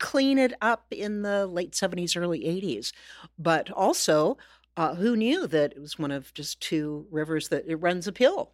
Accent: Corvallis, Oregon, United States; moved away as an adult; now in Seattle, United States; my Corvallis, my hometown, was not necessarily the same Corvallis they grew up

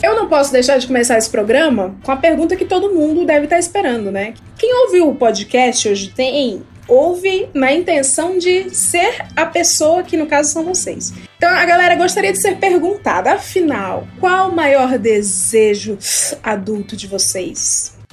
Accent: Ceará, Brazil; now in São Paulo, Brazil; eu sou do Ceará

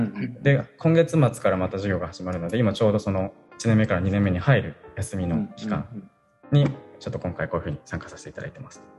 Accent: Kanagawa, Japan; moved away as an adult; also born or lived in Sendai, Japan; now in Hoboken, United States; 元々の出身は神奈川

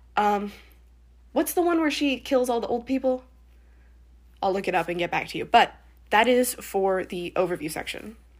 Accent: the South, United States; I'm from the South

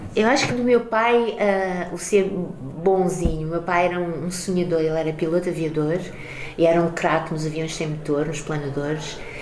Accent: Carcavelos, Lisbon, Portugal; also born or lived in Mozambique; Eu sou portuguesa e, e moçambicana, mas mais portuguesa, porque eu sempre vivi aqui

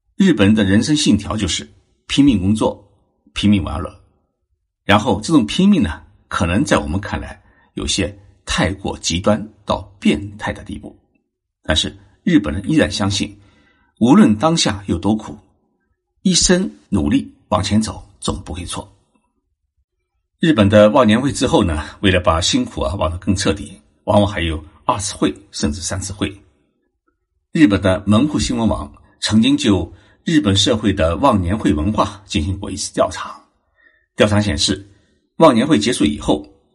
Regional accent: Zhejiang, China; now in Japan; 我是浙江人，小时候吃年夜饭的时候啊，家家户户都要把大棚关起来，不能大声说话，不能敲击碗筷。吃完年夜饭后，要将桌子上的碗筷收拾干净以后，再打开大门，这叫做闭门生财，开门大吉

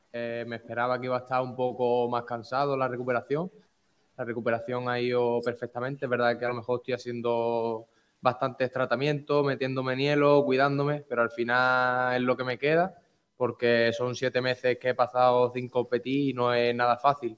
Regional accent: Málaga, Andalusia, Spain; soy de aquí, soy malagueño, soy malaguista

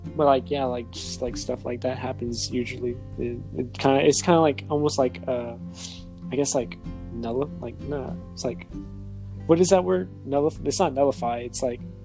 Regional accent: New Iberia, Louisiana, United States; also born or lived in Lafayette, Louisiana; I was raised in New Iberia. I was born in Lafayette, but raised in New Iberia

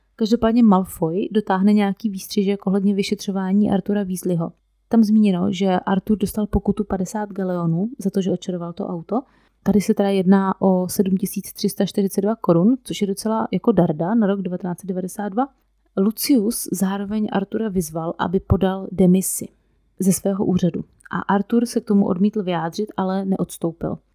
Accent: Moravia, Czechia; u nás na Moravě

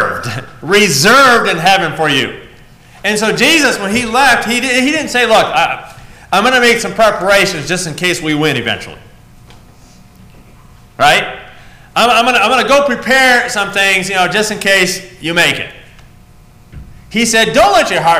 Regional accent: New England, United States; I'm a New England boy

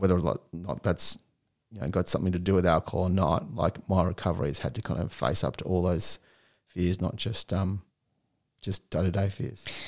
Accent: Melbourne, Victoria, Australia; also born or lived in Chicago; I was born in Chicago and – I came here when I was three years old, hence why I don't have a US accent. Um, and yeah, I grew up in Melbourne

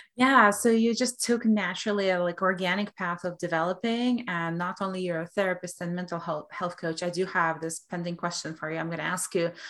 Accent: Belarus; moved away; I come from Russian culture, from Belarusian culture

